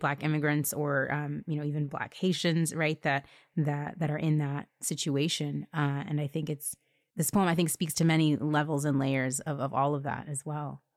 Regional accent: Alabama, United States; I was born in Alabama

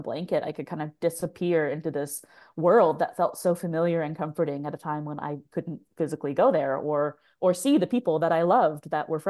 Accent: Tacoma, Washington, United States; moved away as an adult; I grew up in Tacoma, Washington. I haven't lived there full time since I was like 19

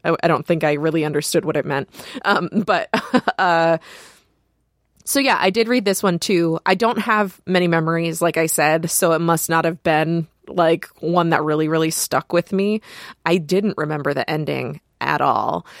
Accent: Michigan, United States; We're both from Michigan.

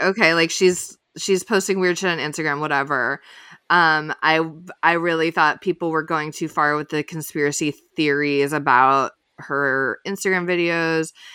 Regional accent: Illinois, United States; moved away; I'm from Illinois. I pretty often go back to Chicago.

